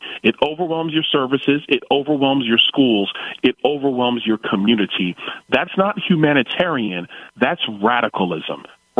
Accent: New York City, New York, United States; now in Florida, United States; Crown Heights, Brooklyn. That's where I grew up. Park Place, Troy, and Schenectady.

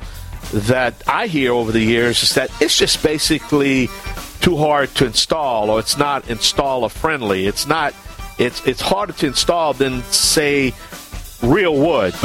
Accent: Cajun, Louisiana, United States; I'm the …

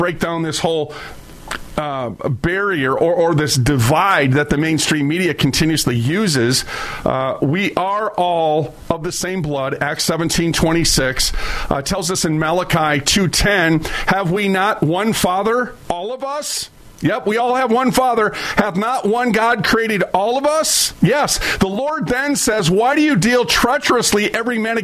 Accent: Minneapolis, Minnesota, United States; I'm from North Minneapolis, I came from the hood

